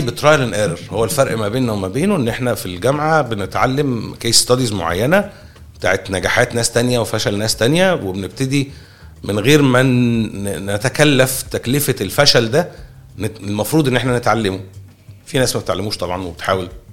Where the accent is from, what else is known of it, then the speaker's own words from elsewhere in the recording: Egypt; احنا مصريين